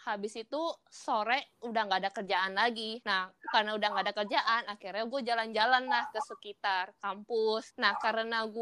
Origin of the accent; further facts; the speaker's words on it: Indonesia; now in Taiwan; Soalnya gua di Taiwan kalau ngenalin diri ke, ke orang baru, oh gua dari Indo